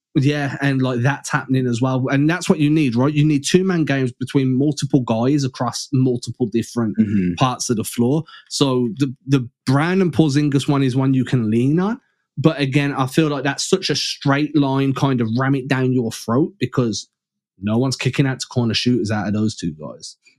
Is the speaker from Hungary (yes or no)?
no; England, United Kingdom; I'm English